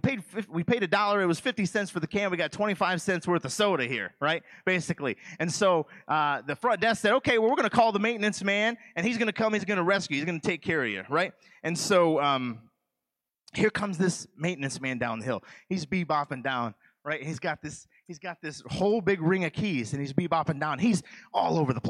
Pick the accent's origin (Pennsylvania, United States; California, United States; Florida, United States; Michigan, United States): Michigan, United States; moved away; I'm from the state of Michigan. I'm from Michigan